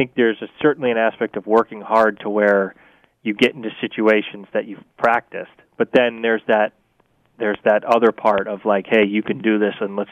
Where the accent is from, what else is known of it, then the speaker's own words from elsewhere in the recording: Vermont, United States; I grew up in Vermont with winter, too